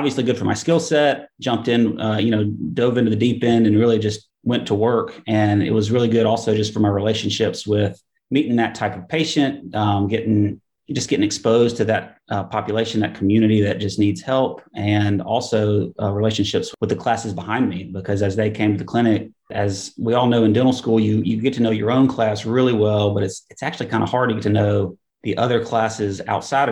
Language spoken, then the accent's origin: English; Huntsville, Alabama, United States; also born or lived in Birmingham, Alabama; we moved from Birmingham back up to Huntsville, which is my hometown, in 2013